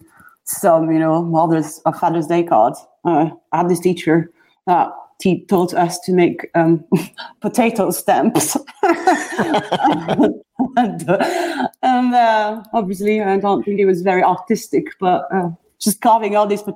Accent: Brussels, Brussels-Capital Region, Belgium; moved away as an adult; also born or lived in Amsterdam / San Francisco; now in London, United Kingdom; I am from Brussels originally in Belgium. Grew up there, studied there, then moved to Amsterdam to continue studies in design

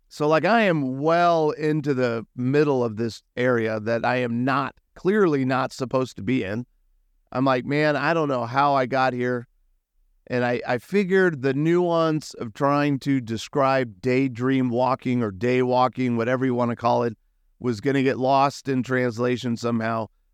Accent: United States; I'm an American

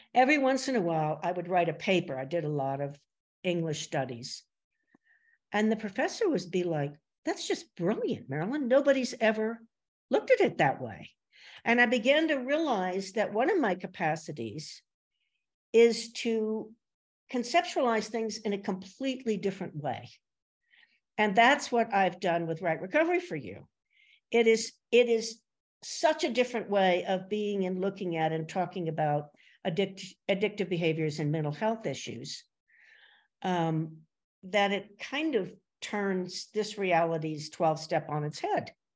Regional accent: Princeton, New Jersey, United States; I grew up in Princeton, New Jersey

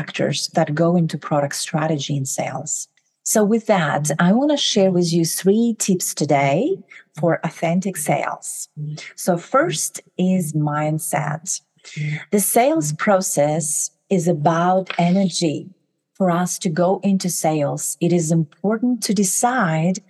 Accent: Kazakhstan; moved away as an adult; now in United States; I'm originally from Kazakhstan. I moved to the US about 20 years ago.

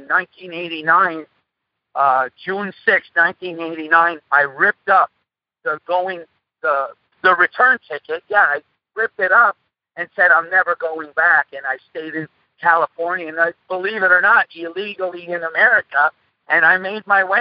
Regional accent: Montreal, Quebec, Canada; English is a second language; We grew up in a place called Point St. Charles in Montreal, Canada. Actually, I'm a Canuck myself. And like I always say, English was my third language.

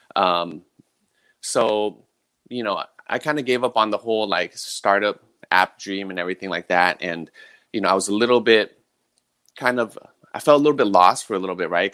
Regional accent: San Mateo, California, United States; moved away as an adult; also born or lived in Millbrae / Hawaii; I'm a San Mateo native, born and raised in the Bay Area

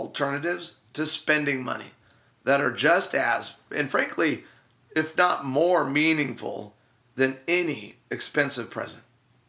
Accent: Chicago, Illinois, United States; So the my Chicago Bears, because I'm from Chicago.

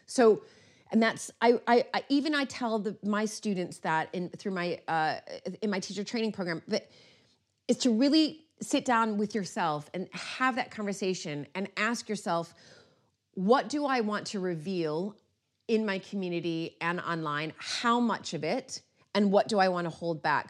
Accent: United States; now in United Kingdom; as an American

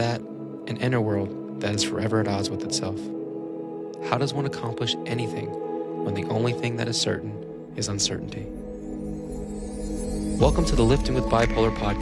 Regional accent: Las Vegas, Nevada, United States; now in Reno, United States; I'm originally from Las Vegas. I live in Reno now

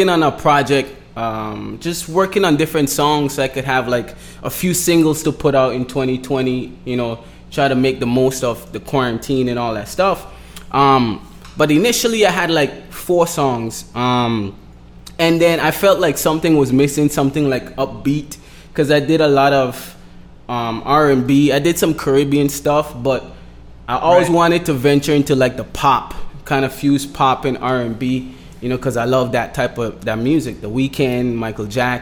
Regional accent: Road Town, British Virgin Islands; moved away as an adult; also born or lived in St. Thomas, U.S. Virgin Islands; now in Miami, United States; I was raised in Tortola, which is the British Virgin Islands, which is British territory.

